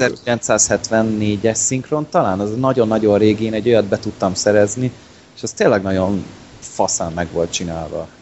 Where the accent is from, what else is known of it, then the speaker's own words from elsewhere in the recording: Hungary; nem oroszok vagyunk, magyarok